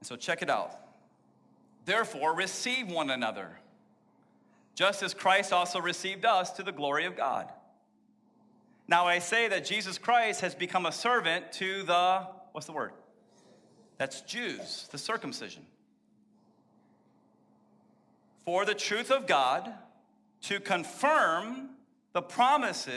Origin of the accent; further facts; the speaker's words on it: Texas, United States; I was born in Texas